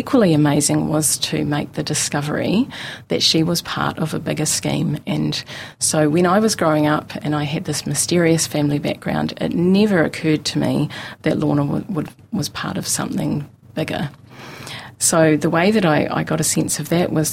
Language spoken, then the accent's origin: English; Mosgiel, Otago, New Zealand; I grew up in Mosgiel